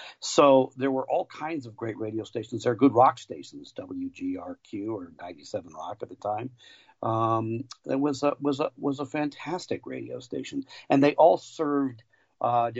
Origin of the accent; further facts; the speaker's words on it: Buffalo, New York, United States; now in Milwaukee, United States; I grew up in Buffalo and live in Milwaukee now